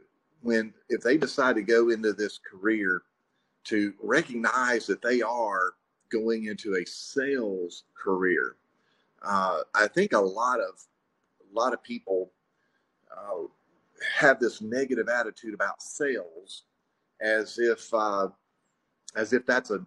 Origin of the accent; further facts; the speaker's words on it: Pascagoula, Mississippi, United States; moved away as an adult; also born or lived in Jackson, Mississippi; now in Madison, United States; I started out in life in Pascagoula. That's where I graduated from high school